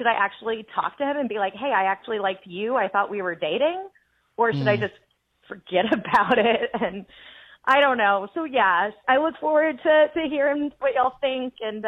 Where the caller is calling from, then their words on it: Mesa, Arizona, United States; from Mesa, Arizona.